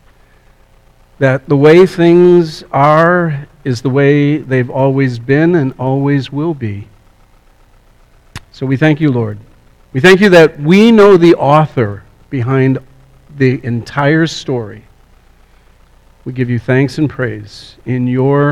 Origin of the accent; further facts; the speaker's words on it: Scotland, United Kingdom; I'm from Scotland